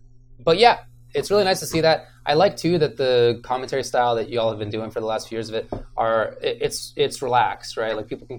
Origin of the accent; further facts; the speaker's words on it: Moorpark, California, United States; also born or lived in East Coast; is from my hometown, mm-hmm. both from Moore Park, California.